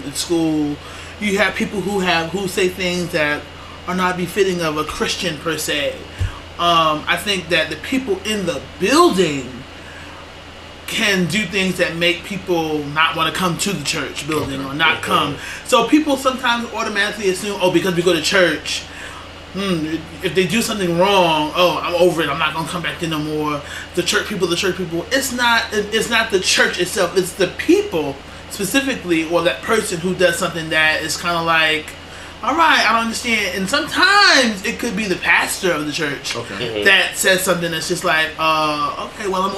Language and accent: English; New York City, New York, United States; I am from Brooklyn